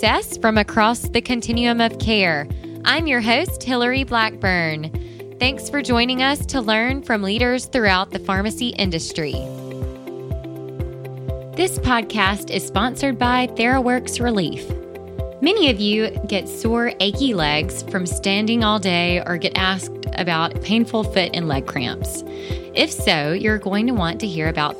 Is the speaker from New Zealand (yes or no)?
no; United States; accent: Mississippi / Tennessee; also born or lived in Mississippi / Tennessee; my Mississippi / Tennessee accent